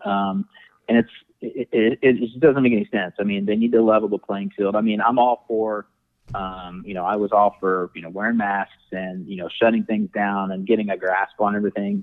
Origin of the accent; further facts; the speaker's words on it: Indianapolis, Indiana, United States; also born or lived in Dallas, Texas; I'm from Indianapolis, with the exception of living in Dallas for a couple years, um, and then I moved back here